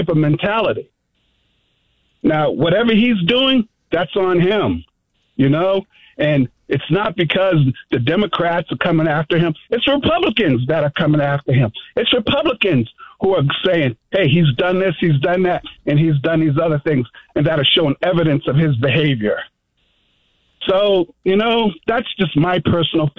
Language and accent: English; Boston, Massachusetts, United States; now in Boise, United States; I'm from Boston, Massachusetts. I'm from the East Coast